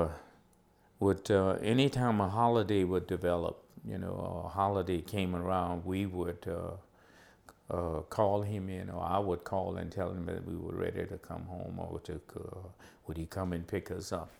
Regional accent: Baldwin, Louisiana, United States; I grew up in Baldwin

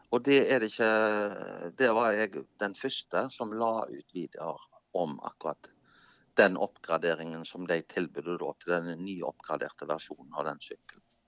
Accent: Norway; Jeg er jo nordmann

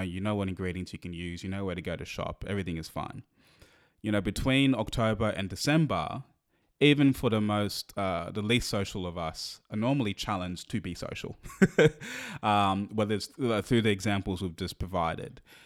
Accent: Australia; we're Australian, so we we're not really exposed to the thank, Thanksgiving culture

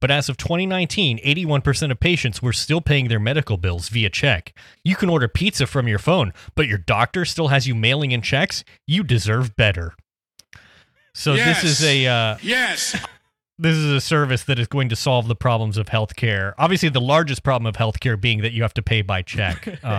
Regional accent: New York, United States; as a New Yorker, I always thought of the Midwest as a region bombarded by winter storms and freezing temperatures.

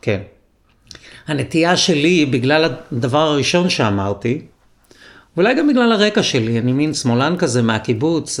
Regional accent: Israel; גדלתי בקיבוץ, ארבעה ילדים בחדר

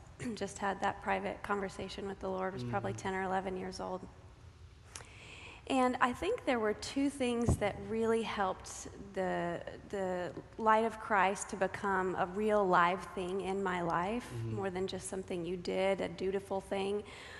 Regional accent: Spokane, Washington, United States; I was born and raised in Spokane, Washington. Raised in a non-traditional or non-denominational setting.

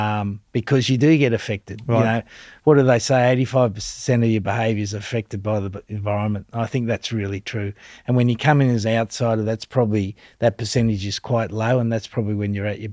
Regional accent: Australia; where I've gone to a place like England as an Australian.

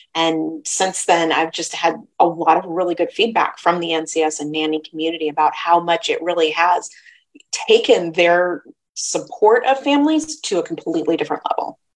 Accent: Midwest, United States; I was raised in the Midwest

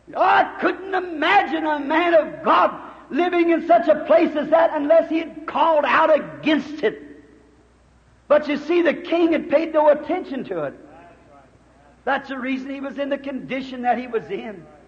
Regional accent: United States; I'm glad to be an American

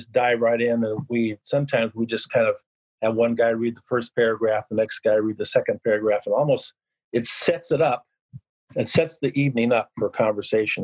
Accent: Yakima, Washington, United States; also born or lived in Seattle, Washington / Sun Valley, Idaho; I'm originally from Yakima

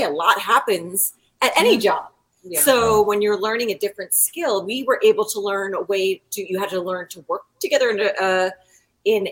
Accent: East Coast, United States; moved away as an adult; I am from the East Coast

